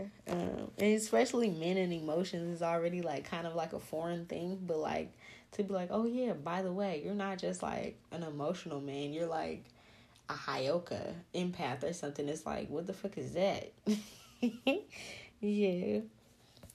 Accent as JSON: {"language": "English", "town": "New Orleans", "region": "Louisiana", "country": "United States", "said": "I'm from New Orleans"}